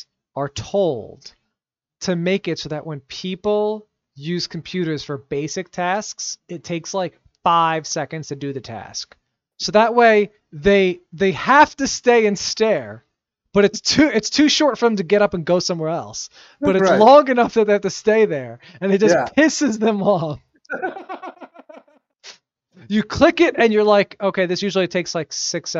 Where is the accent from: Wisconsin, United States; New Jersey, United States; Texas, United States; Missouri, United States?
New Jersey, United States; we're from Central Jersey